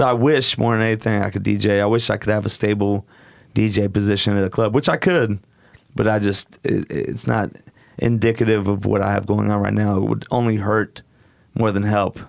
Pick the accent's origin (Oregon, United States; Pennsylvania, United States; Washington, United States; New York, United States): Oregon, United States; Portland; I grew up in Portland.